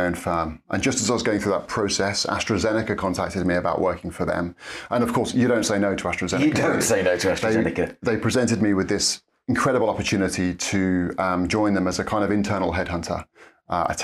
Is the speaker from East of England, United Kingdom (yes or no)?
yes; Norfolk, East of England, United Kingdom; moved away as an adult; now in Cambridge, United Kingdom; born and raised in Norfolk